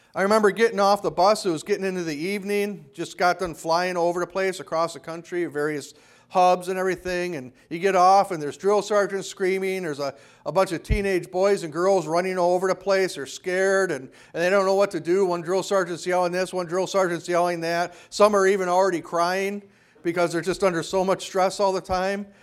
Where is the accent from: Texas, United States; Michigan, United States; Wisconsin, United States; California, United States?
Wisconsin, United States; Kenosha; When I was growing up in Kenosha